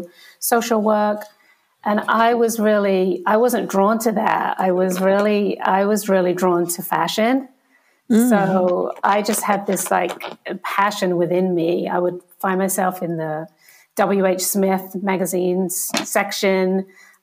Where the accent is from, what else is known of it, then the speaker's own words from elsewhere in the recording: Kent, South East England, United Kingdom; also born or lived in Liverpool; I was born in Liverpool, but then grew up. I was raised in Kent.